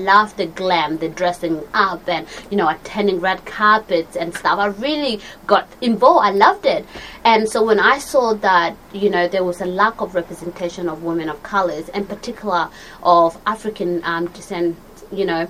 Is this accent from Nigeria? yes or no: no; Australia; Growing up in Australia